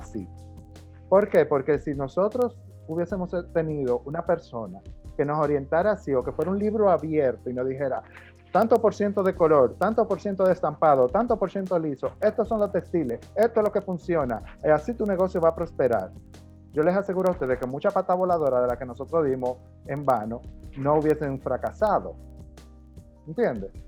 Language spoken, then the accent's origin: Spanish; Dominican Republic; me siento a velar por el futuro de la moda en mi país